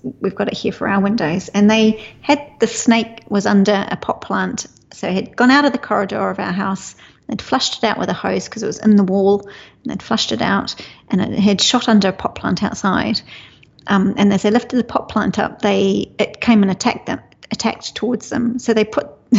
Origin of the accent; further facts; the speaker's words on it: New Zealand; moved away; being a Kiwi